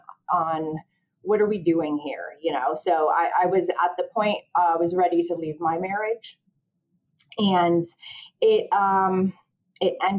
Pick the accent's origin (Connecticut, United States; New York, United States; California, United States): Connecticut, United States; I'm 40 years old. I'm from Connecticut